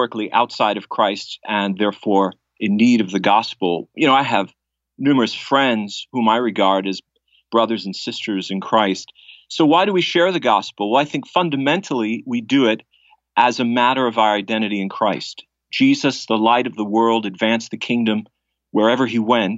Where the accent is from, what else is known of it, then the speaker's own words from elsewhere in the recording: Long Island, New York, United States; I was raised in Long Island, New York.